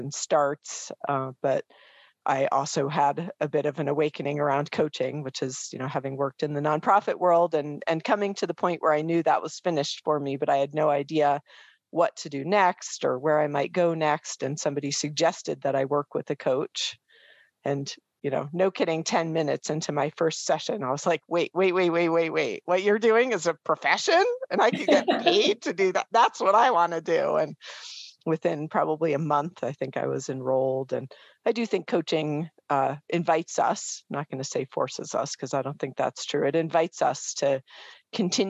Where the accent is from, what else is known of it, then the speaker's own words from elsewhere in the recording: Boulder, Colorado, United States; grew up primarily in Boulder, Colorado, but I proudly would tell people I'm from Boulder